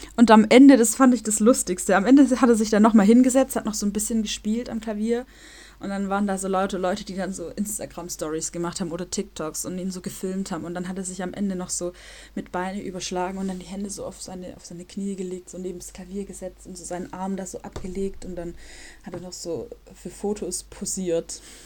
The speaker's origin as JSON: {"language": "German", "country": "Germany", "moved": "as an adult", "lives_now": "Warsaw, Poland", "said": "In meinem äh, Dorf, wo ich herkomme, wohnen 6000"}